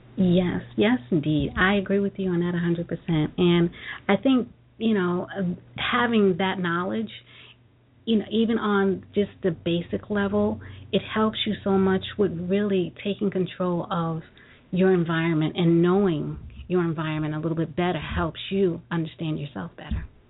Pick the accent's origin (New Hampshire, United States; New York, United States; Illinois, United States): New York, United States; New York City; Brooklyn girl